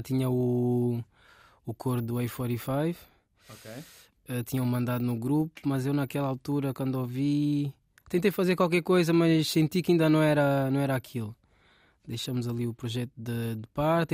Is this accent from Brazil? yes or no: no; Rio de Mouro, Lisbon, Portugal; also born or lived in Angola / France; Eu basicamente cresci cá, em Portugal